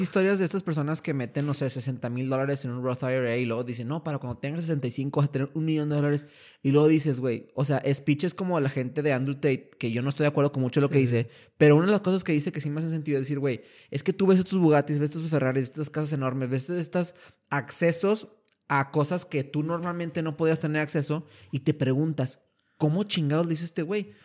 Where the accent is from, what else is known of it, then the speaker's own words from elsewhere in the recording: Torreón, Coahuila, Mexico; moved away as an adult; now in El Paso, United States; yo desde niño, pues te contaba, soy, de Torreón, Coahuila